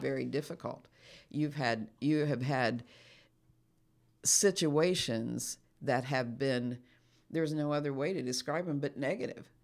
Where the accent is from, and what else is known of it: United States